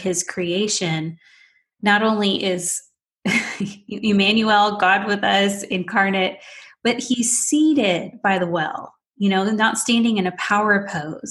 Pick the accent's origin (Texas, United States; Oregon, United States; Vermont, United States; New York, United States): Texas, United States; Houston; I'm from Houston. I was you know, a true Houstonian, born and raised